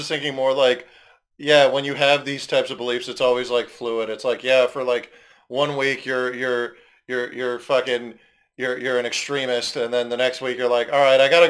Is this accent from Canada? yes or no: yes; Canada; also born or lived in Vancouver; I'm not from Vancouver. I'm from here